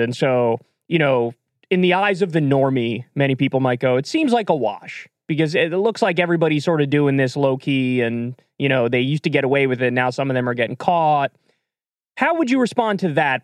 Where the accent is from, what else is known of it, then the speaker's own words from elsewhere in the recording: New York, United States; moved away; I grew up in New York